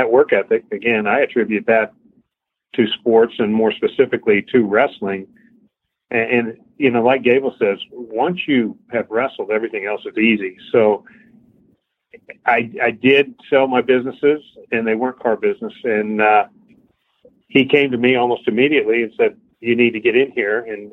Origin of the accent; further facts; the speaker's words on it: Midwest City, Oklahoma, United States; moved away as an adult; also born or lived in Fort Collins, Colorado; now in Houston, United States; I grew up in Midwest City, Oklahoma.